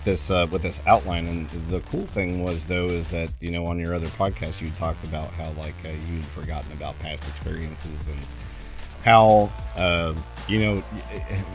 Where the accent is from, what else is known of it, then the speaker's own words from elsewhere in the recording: Cincinnati, Ohio, United States; now in Pekin, United States; I grew up in Ohio. I was born in Cincinnati